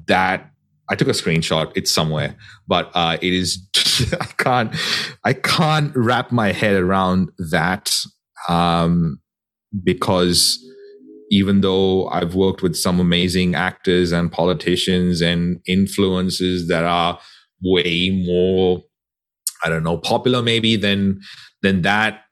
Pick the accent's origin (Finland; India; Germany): India; Goa; my hometown in Goa